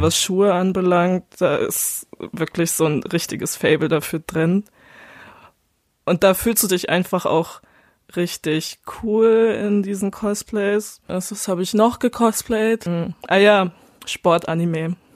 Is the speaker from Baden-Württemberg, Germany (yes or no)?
yes; Baden-Württemberg, Germany; bei uns in Baden-Württemberg